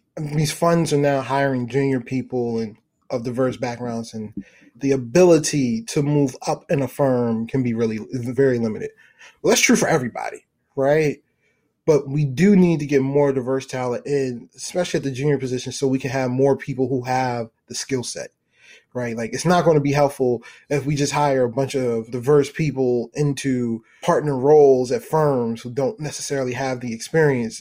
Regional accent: Baltimore, Maryland, United States; I'm from Baltimore

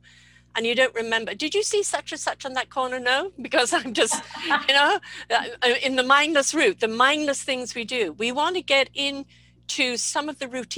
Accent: England, United Kingdom; I'm come from England

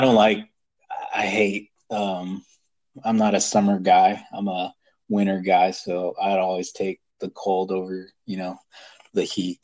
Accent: California, United States; born and raised in California and who has stayed in here

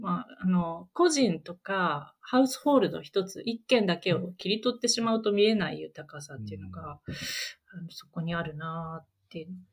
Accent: Niigata, Japan; 私自身、新潟の出身

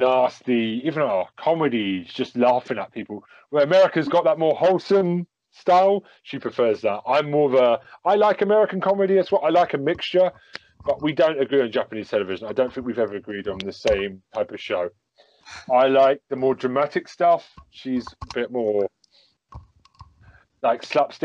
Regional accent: England, United Kingdom; I'm very English.

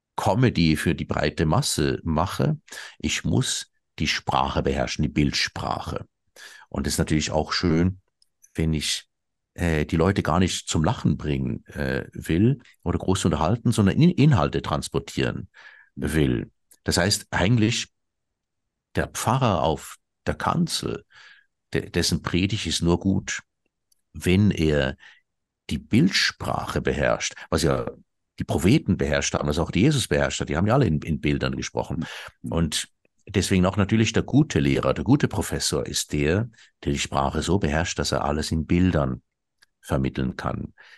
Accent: Switzerland; bei uns in der Schweiz

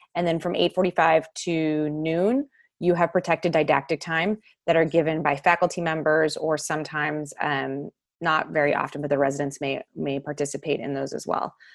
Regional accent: Texas, United States; moved away as an adult; also born or lived in Baltimore / Los Angeles; now in Madison, United States; I'm from Texas.

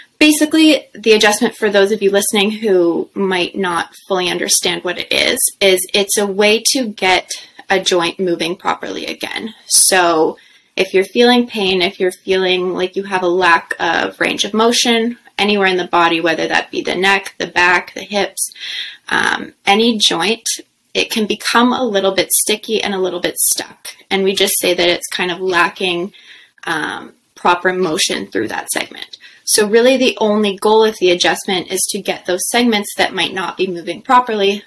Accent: Ottawa, Ontario, Canada; also born or lived in Nova Scotia / Toronto; I grew up in Ottawa, so I'm happy to be back home close to the center here

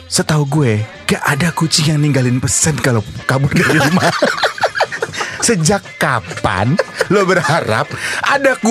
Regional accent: Java, Indonesia; kan gue orang Jawa

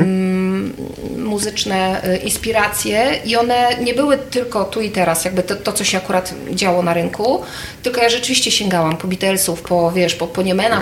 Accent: Krasnystaw, Lublin Voivodeship, Poland; ja pochodzę z Krasnego Stawu

